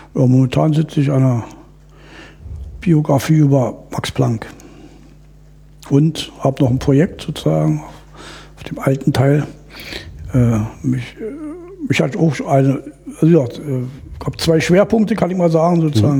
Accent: East Germany, Germany; ich bin in der DDR groß geworden

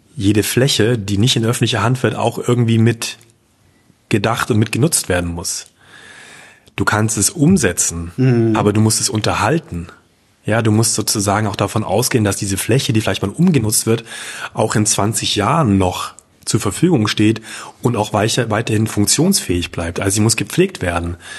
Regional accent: Leipzig, Saxony, Germany; als Leipziger

